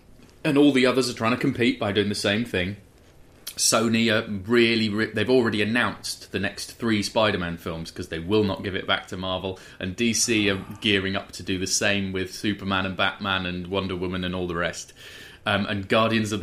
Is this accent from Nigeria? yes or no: no; York, Yorkshire and the Humber, United Kingdom; I grew up in York